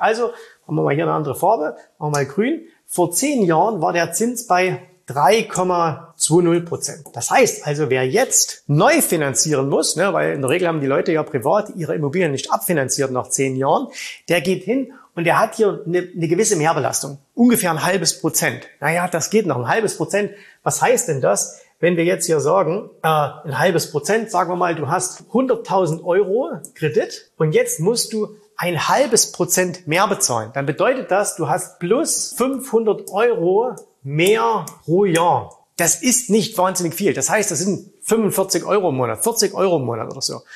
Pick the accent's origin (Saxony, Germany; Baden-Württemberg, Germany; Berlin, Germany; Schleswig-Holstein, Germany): Saxony, Germany; bei uns in Sachsen